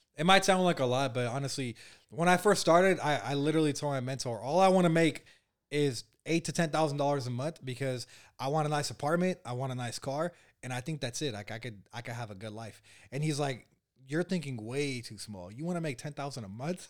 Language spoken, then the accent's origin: English; Bay Area, California, United States; I was born and raised here in the Bay Area where we're at right now.